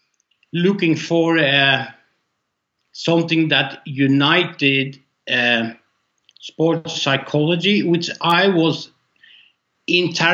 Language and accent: English; Norway; I'm from Norway